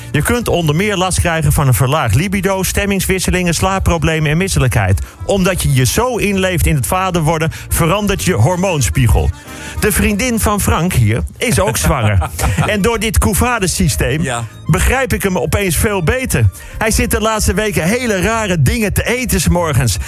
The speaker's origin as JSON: {"language": "Dutch", "country": "Netherlands", "said": "wij als Nederlanders"}